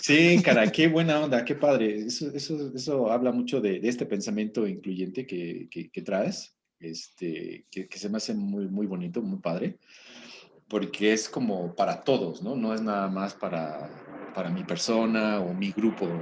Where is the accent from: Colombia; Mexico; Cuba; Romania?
Mexico